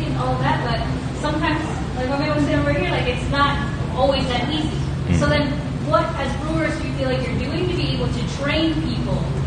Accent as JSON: {"language": "English", "town": "Ann Arbor", "region": "Michigan", "country": "United States", "said": "I'm from Ann Arbor"}